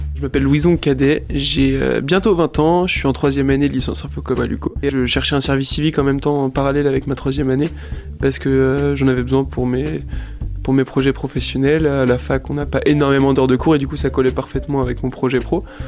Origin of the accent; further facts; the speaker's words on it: Angers, Pays de la Loire, France; je suis angevin, je suis né à Angers